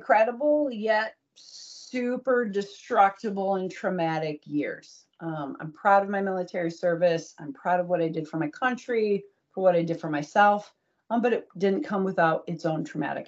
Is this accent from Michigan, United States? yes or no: yes; Troy, Michigan, United States; So born and raised in Troy, Michigan.